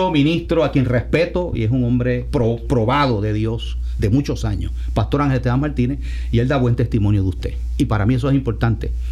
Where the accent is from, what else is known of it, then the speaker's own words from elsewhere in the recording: Ponce, Puerto Rico; now in Santa Isabel, Puerto Rico; Aunque yo vivo en Santa Isabel, pero los, que somos de Ponce, seguimos siendo de Ponce, no importa dónde vivamos, ¿verdad?